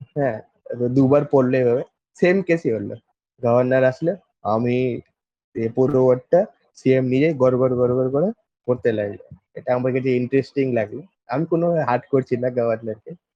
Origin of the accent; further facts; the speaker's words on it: West Bengal, India; আমরা ওয়েস্ট বেঙ্গল থেকে বিলং করি ঠিক আছে ইন্ডিয়ার ওয়ান অফ দ্য স্টেট হচ্ছে ওয়েস্ট বেঙ্গল